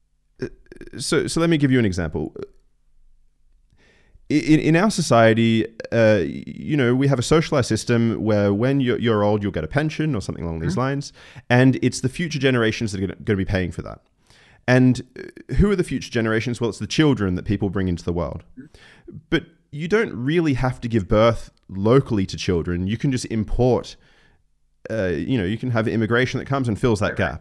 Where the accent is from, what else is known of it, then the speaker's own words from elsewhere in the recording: Australia; now in Germany; I'm Australian